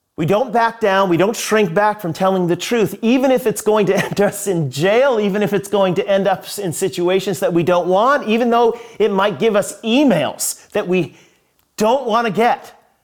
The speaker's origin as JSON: {"language": "English", "country": "United States", "said": "I'm an American"}